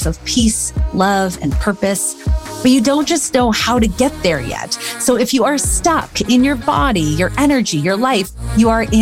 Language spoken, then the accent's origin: English; Canada; moved away; also born or lived in United States; we're both Canadian Americans